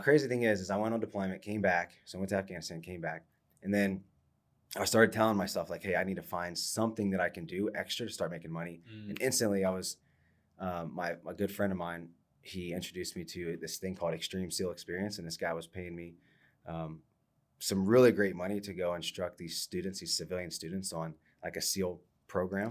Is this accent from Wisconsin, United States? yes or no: no; Ohio, United States; I'm from Ohio, so I was a Michigan fan